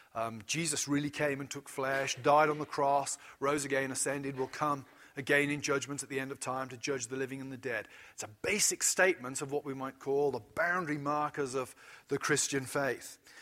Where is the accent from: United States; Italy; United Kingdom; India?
United Kingdom; as a British person